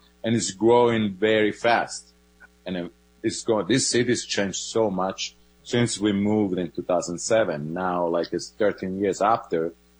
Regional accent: Luzzi, Calabria, Italy; English is a second language; moved away as an adult; also born or lived in Florence, Italy / Ithaca, New York; now in Portland, United States; I grew up in a small town in southern Italy. It's called Luzzi, and the region is Calabria.

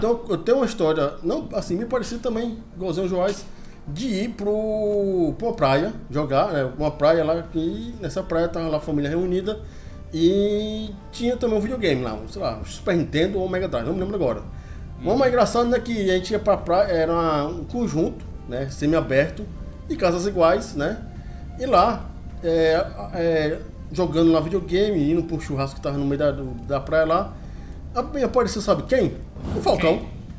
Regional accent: Fortaleza, Ceará, Brazil; Eu sou um menino que nasci em Fortaleza, eu sou um menino urbano, né? Só que na minha urbanice eu morei no interior do Ceará

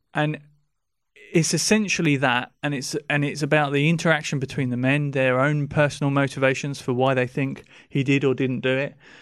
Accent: England, United Kingdom; we're English

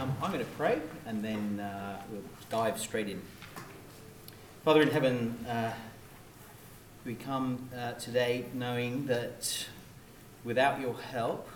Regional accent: United Kingdom; I'm British

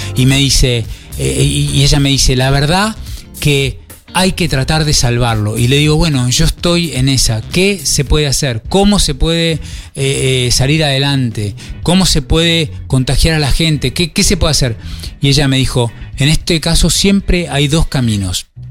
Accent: Argentina; moved away as an adult; now in Colonia Valdense, Uruguay; empezamos como tantos argentinos

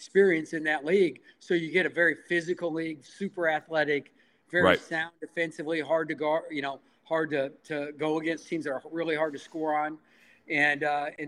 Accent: Midwest, United States; moved away as an adult; now in San Jose, United States; when I grew up in the Midwest

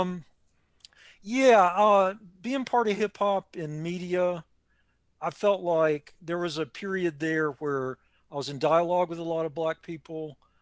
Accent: Raleigh, North Carolina, United States; moved away; My old friends back in Raleigh

